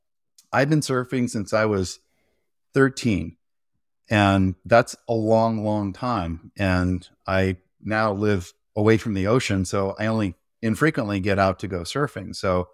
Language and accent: English; Santa Cruz, California, United States; also born or lived in San Francisco; I grew up surfing in Santa Cruz and San Francisco, and you have to have a wetsuit and think about sharks more than you want to.